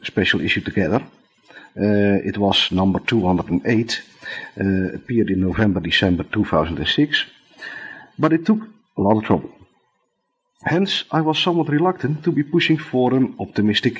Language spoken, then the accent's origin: English; Netherlands; accent: thick Dutch; English is a second language; my thick Dutch accent